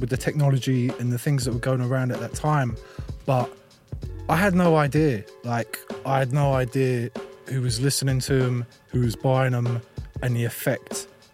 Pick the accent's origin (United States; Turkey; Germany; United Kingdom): United Kingdom; London; being a kid growing up in London